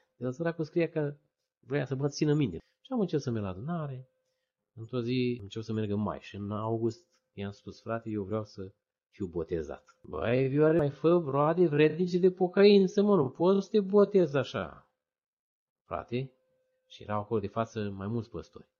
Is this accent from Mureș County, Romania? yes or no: no; Odobești, Vrancea County, Romania; m-am născut în locul în care m-am născut, în Odobești?